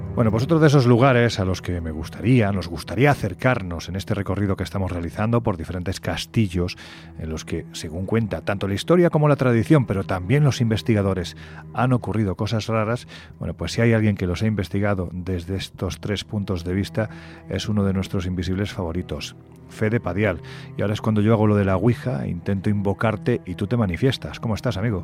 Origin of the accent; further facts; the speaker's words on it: Jaén, Andalusia, Spain; mi tierra, Jaén